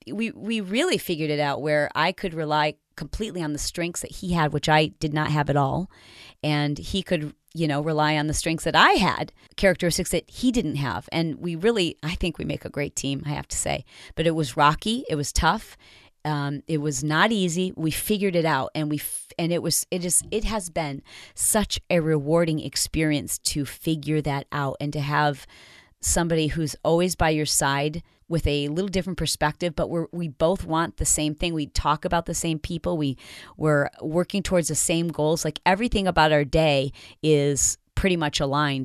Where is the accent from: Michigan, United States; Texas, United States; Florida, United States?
Michigan, United States; also born or lived in Detroit / Fowlerville / Portland, Michigan / Grand Rapids; I grew up in Michigan, born in Detroit, but I lived all over Michigan